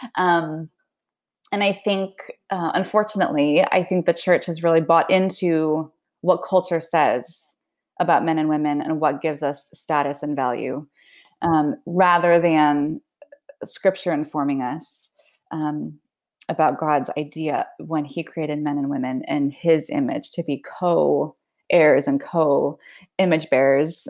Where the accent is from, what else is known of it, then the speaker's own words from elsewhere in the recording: United States; first language Swedish; moved away as an adult; also born or lived in Spain / Sweden / Lebanon / Argentina; now in Liverpool, United Kingdom; I was born and raised in the United States